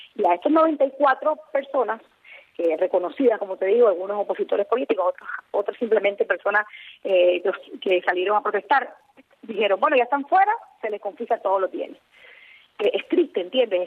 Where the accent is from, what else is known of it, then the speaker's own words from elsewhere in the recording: Nicaragua; moved away as an adult; now in United States; nací me crié en Nicaragua, yo tengo viviendo en Estados Unidos